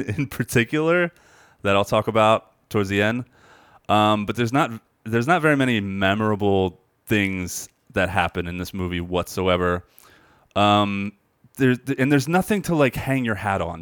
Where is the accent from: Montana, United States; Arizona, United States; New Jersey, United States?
New Jersey, United States; near Burlington Center, on McGuire; I grew up, like, near there on, on McGuire